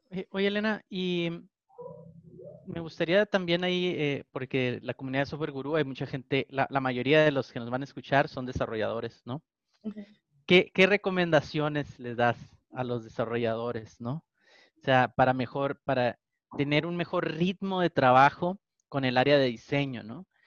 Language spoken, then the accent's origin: Spanish; Tijuana, Baja California, Mexico; soy de Tijuana, entonces yo me aviento los Spanglish aquí